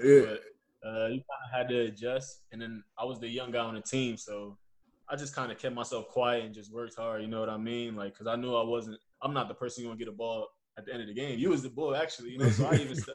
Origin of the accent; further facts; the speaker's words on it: Trenton, New Jersey, United States; moved away as an adult; also born or lived in Philadelphia / Germany; where I'm from Trenton, New Jersey, you know. So it's like this is my home